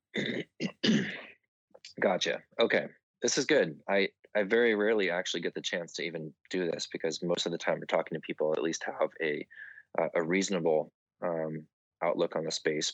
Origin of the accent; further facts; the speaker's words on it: Southern California, United States; my hometown in Southern California